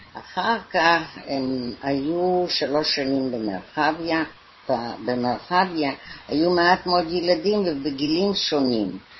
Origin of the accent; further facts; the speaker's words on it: London, United Kingdom; moved away as an adult; also born or lived in Israel / Haifa; now in Tel Aviv, Israel; אנחנו באנו ב-1919 ללונדון